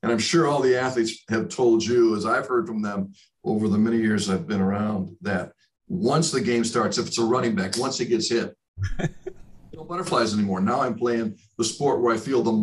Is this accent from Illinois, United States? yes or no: yes; Chicago, Illinois, United States; also born or lived in Birmingham, Alabama; now in Philadelphia, United States; When I was growing up in Chicago